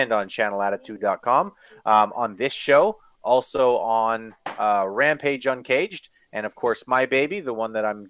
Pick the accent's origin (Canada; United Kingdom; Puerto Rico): Canada; I'm Canadian